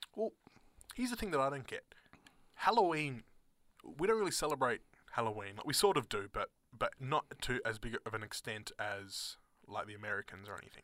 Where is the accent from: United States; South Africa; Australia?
Australia; accent: Australian, private school; my Australian accent